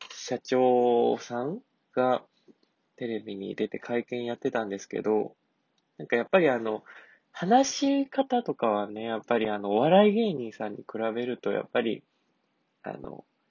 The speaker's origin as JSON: {"language": "Japanese", "region": "Kansai", "country": "Japan", "said": "関西人なのでね"}